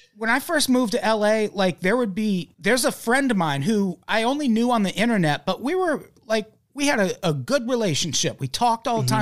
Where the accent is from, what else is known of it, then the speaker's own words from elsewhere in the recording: Midwest, United States; moved away as an adult; now in Los Angeles, United States; I'm from the Midwest. I lived in the middle part of the country my whole fucking life, damn near. Way longer than I've lived in L A.